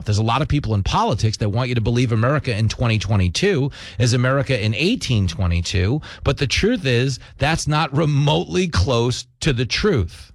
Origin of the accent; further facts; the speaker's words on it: Levittown, New York, United States; I grew up in Levittown, New York